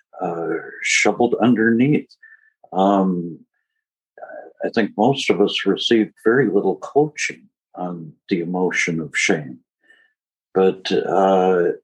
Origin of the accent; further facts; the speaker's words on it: United States; also born or lived in Switzerland; I was American